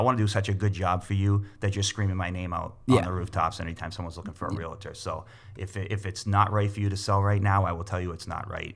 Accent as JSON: {"language": "English", "town": "Boston", "region": "Massachusetts", "country": "United States", "tie": "born or raised there", "also_born_or_lived": "Leominster, Massachusetts", "moved": "yes", "lives_now": "Winchendon, United States", "said": "I was born and raised in Boston."}